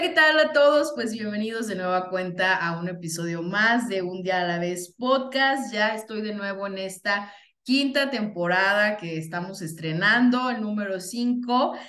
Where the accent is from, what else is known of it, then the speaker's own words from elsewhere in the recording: Venustiano Carranza, Michoacán, Mexico; moved away; mi acta de nacimiento, déjenme les digo, sí, mis primeros años son de Venustiano Carranza, Michoacán